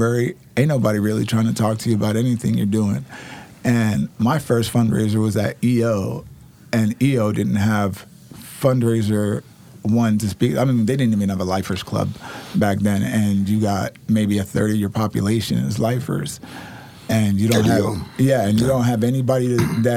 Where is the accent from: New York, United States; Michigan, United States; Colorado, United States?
New York, United States; now in Oregon, United States; I'm from New York